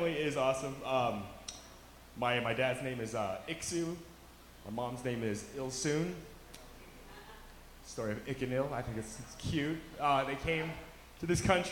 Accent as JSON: {"language": "English", "town": "Aurora", "region": "Colorado", "country": "United States", "said": "I tell them Colorado. And they're like, no, like, where are you from? I'm like, Aurora"}